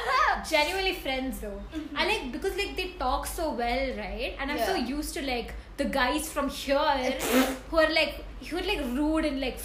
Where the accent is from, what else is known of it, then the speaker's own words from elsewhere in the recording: India; I'm from India.